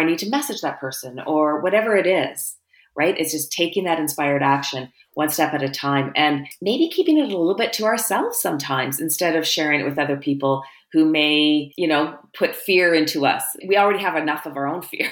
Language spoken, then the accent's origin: English; Canada; as a Canadian